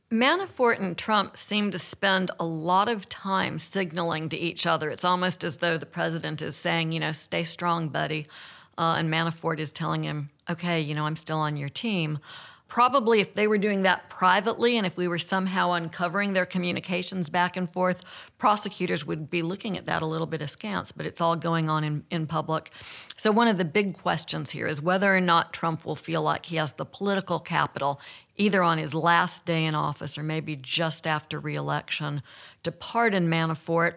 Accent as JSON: {"language": "English", "region": "Alabama", "country": "United States", "said": "I'm from Alabama"}